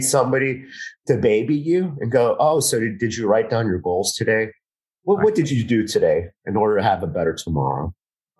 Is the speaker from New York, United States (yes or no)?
no; Miami, Florida, United States; I'm from Miami